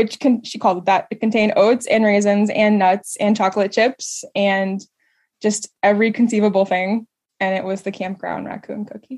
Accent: Texas, United States; I grew up in Texas.

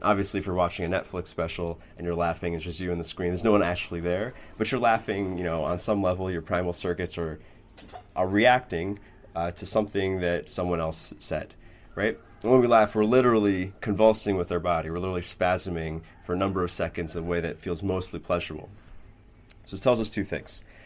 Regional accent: New York City, New York, United States; I grew up in New York City

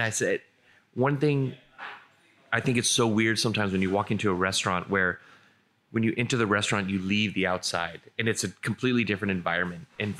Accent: San Diego, California, United States; San Diego.

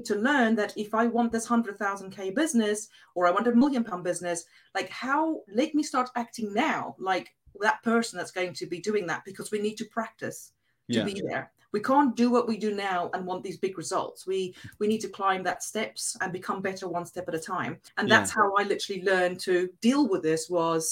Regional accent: South Africa; English is a second language; moved away; because English wasn't my first language, and because I'm a South African

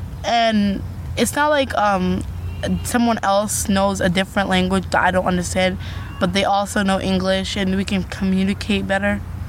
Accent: Boise, Idaho, United States; I was born and raised in Boise, Idaho.

